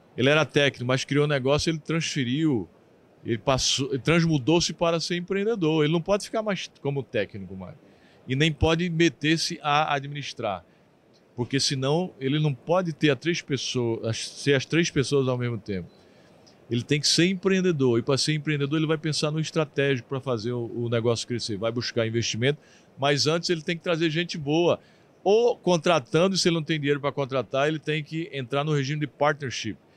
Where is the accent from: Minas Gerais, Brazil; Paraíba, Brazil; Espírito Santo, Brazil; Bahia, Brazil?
Paraíba, Brazil; southern; sou do Sul, do Sul da Paraíba